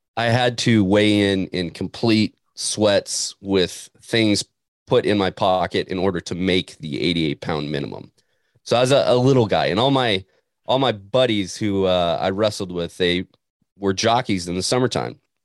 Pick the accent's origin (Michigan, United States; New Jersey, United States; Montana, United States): Montana, United States; moved away; a kid from Montana